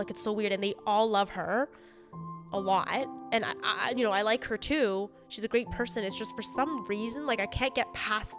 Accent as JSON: {"language": "English", "town": "Mississauga", "region": "Ontario", "country": "Canada", "tie": "born or raised there", "said": "We grew up in Mississauga, group of Chinese kids."}